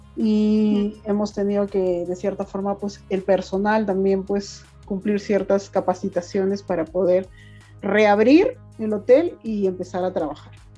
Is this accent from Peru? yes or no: yes; Huaraz, Ancash, Peru; yo soy guaracina, me vine a, radicar acá